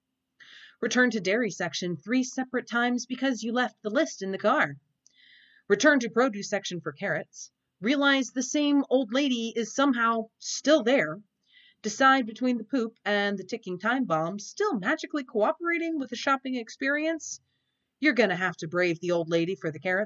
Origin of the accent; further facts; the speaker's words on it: Oklahoma, United States; I grew up in Oklahoma, a weird hybrid of the Midwest and the South.